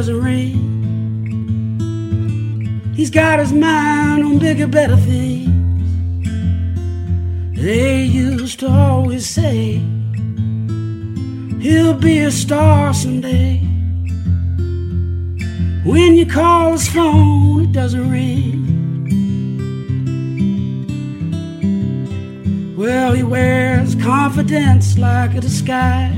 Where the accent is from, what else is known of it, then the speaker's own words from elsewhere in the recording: Caldwell, Ohio, United States; moved away as an adult; now in Oxford, United States; I grew up in Caldwell, Ohio, which is between Marietta and Cambridge, Ohio